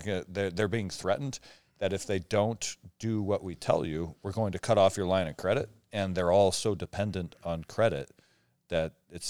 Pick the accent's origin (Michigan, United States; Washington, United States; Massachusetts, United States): Washington, United States; Omak; I grew up in Omak, Washington, right? It was a town of 5,000 people.